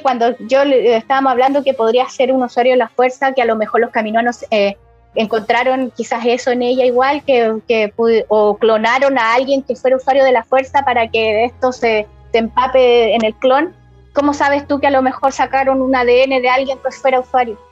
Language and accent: Spanish; Iquique, Tarapacá, Chile; aunque yo soy de Iquique, ¿cachai? Estoy lejos de allá de Santiago